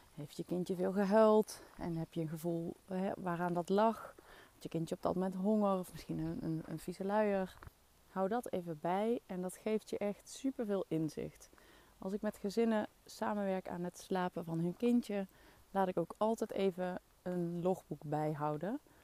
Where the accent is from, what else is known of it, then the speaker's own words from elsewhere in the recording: Maasbree, Limburg, Netherlands; accent: soft G; Venlo dialect; moved away; Ik kom oorspronkelijk uit Limburg, uit een dorpje in de buurt van Venlo, Maasbree. En ik spreek dus echt dialect